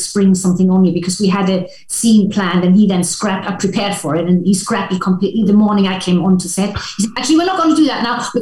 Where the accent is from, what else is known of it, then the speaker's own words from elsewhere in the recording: Germany; I grew up in Europe, in Germany, so we do A-levels